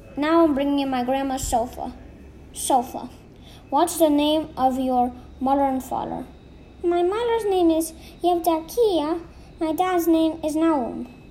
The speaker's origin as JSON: {"language": "English", "region": "Minsk", "country": "Belarus", "tie": "born or raised there", "also_born_or_lived": "Saratov Oblast, Russia", "said": "I lived in Minsk all my life, but I was born in the Saratovskoy Oblasti"}